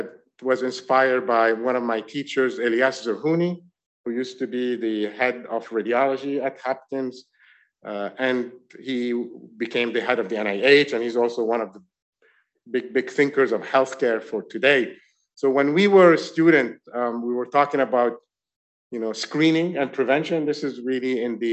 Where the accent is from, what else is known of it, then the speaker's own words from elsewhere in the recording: France; now in New York, United States; I grew up in France.